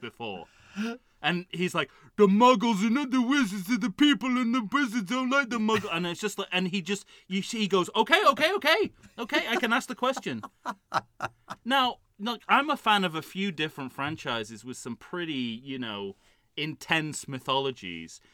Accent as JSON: {"language": "English", "country": "United Kingdom", "said": "I'm a British man who wears glasses."}